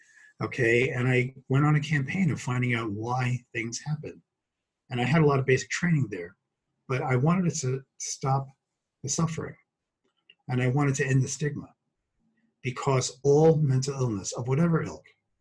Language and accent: English; Brooklyn, New York, United States; accent: Brooklyn; So when I talked about that I'm from Brooklyn, this is actually what I sound like.